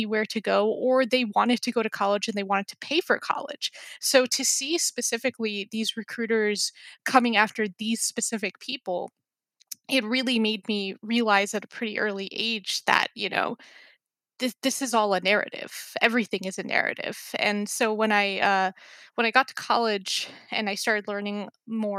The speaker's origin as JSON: {"language": "English", "region": "New York", "country": "United States", "tie": "born or raised there", "said": "I grew up in New York, and I was, you know, raised in New York"}